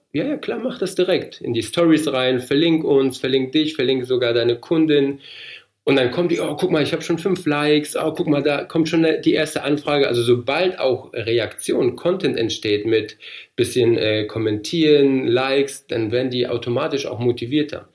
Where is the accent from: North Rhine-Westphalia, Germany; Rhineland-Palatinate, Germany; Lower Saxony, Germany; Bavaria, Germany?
North Rhine-Westphalia, Germany; moved away as an adult; also born or lived in Poland / Heilbronn / Frankfurt; now in Darmstadt, Germany; Ich bin ja gebürtig aus Polen. Wir sind mit sechs bin ich nach Deutschland gekommen, also nicht alleine natürlich, mit meinen Eltern, mit meiner Schwester und äh, waren dann in Nordrhein-Westfalen 13 Jahre lang